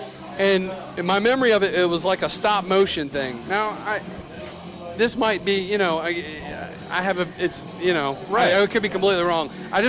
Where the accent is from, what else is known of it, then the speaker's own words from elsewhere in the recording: Charlotte, North Carolina, United States; I'm from Charlotte, y'all, so I'm just letting you know I have a little bit of history in the town.